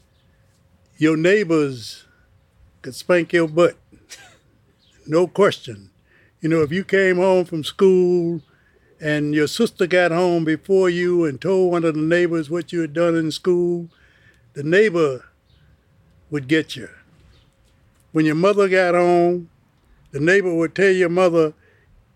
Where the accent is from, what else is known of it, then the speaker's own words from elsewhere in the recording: Chicago, Illinois, United States; also born or lived in Mississippi; I was born in 1937 in Mississippi, and I was raised in Chicago, Illinois. I came to Chicago when I was 2.